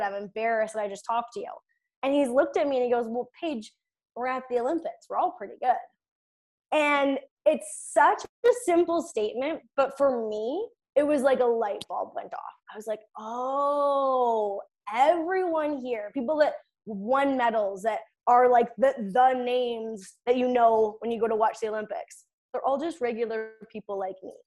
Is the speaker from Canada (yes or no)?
yes; Kennedy, Saskatchewan, Canada; I'm from Kennedy, Saskatchewan.